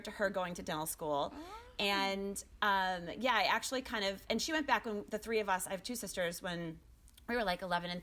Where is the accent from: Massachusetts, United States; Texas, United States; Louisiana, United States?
Massachusetts, United States; Boston; moved away as an adult; also born or lived in Pennsylvania; now in Chicago, United States; I'm actually from Boston, like outside of Boston.